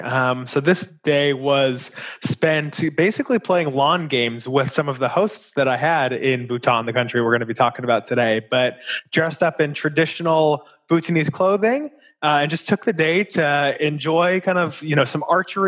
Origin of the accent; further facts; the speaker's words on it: Los Angeles, California, United States; moved away as an adult; also born or lived in Ohio / Seattle / Chicago; born and raised in Los Angeles